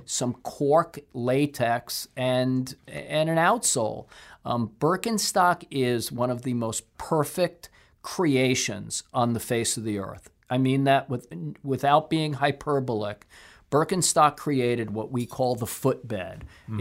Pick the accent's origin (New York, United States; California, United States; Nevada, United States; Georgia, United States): New York, United States; Brooklyn; I'm a guy from Brooklyn